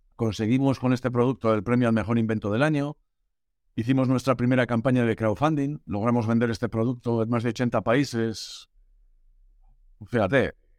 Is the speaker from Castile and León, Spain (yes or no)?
yes; Burgos, Castile and León, Spain; moved away as an adult; also born or lived in Germany / Galicia; nací en Alemania, me mandaron a Burgos cuando tenía dos años